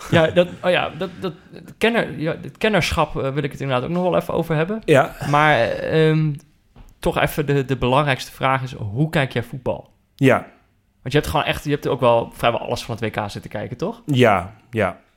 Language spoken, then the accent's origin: Dutch; Netherlands; als Nederlander vind ik dat